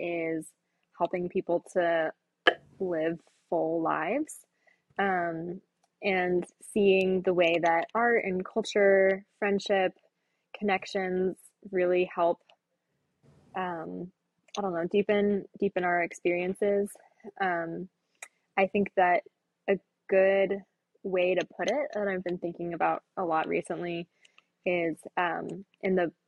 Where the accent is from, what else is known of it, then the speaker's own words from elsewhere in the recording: Florida, United States; moved away as an adult; now in Indianapolis, United States; I'm from Florida originally and didn't have a thought about moving to Indiana